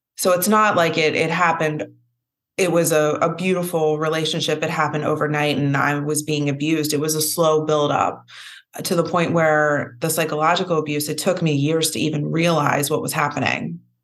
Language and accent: English; Philadelphia, Pennsylvania, United States; I'm from Philly